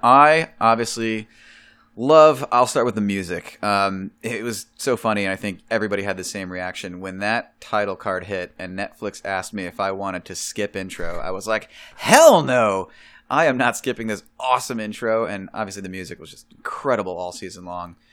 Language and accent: English; Chicago, Illinois, United States; I'm from Chicago